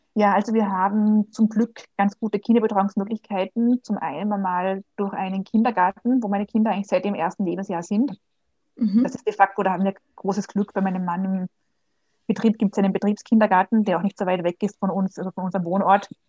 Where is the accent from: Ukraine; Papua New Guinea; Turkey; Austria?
Austria; Vienna; also born or lived in Germany / Switzerland; Ich bin aus Österreich, aus Wien, hört man vielleicht auch.